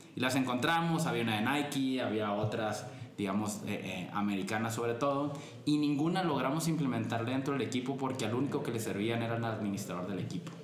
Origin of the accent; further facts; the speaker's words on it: Culiacán, Sinaloa, Mexico; moved away as an adult; now in Guadalajara, Mexico; yo soy de Culiacán originalmente